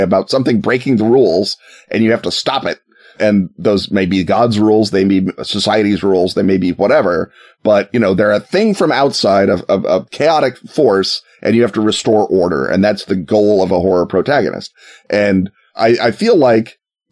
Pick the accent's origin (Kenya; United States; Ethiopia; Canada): United States; as an American in the 21st century